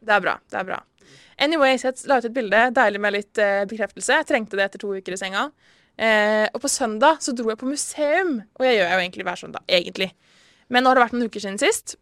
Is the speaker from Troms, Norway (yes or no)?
no; Risør, Agder, Norway; moved away; når jeg er hjemme i Risør